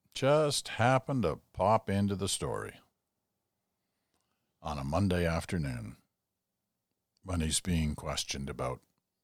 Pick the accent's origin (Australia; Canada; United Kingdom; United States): United Kingdom; born there; I was born in Britain, so I have a British passport, and I have a Canadian passport.